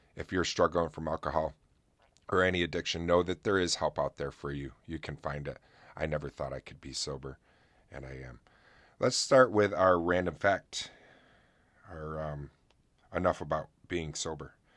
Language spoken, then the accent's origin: English; upstate New York, United States; my hometown of Buff, uh, upstate New York